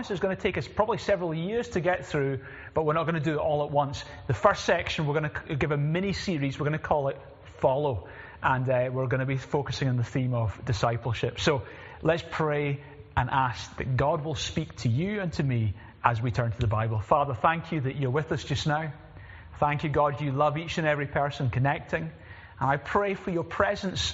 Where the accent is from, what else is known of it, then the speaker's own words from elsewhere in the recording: Glasgow, Scotland, United Kingdom; moved away; I'm originally from Glasgow